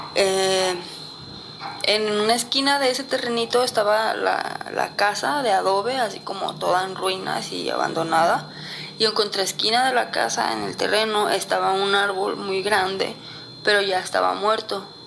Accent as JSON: {"language": "Spanish", "town": "Guadalajara", "region": "Jalisco", "country": "Mexico", "said": "Yo soy de Guadalajara y nos fuimos hacia el pueblo de Tecomán, en Colima"}